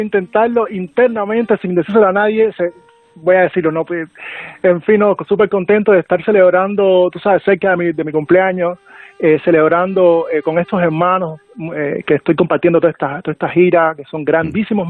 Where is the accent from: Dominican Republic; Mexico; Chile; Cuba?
Cuba; accent: Cuban; con este acento cubano